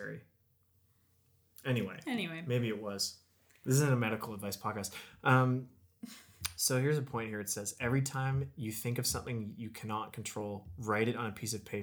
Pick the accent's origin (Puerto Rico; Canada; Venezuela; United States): Canada; a lot of the people in my hometown were on CERB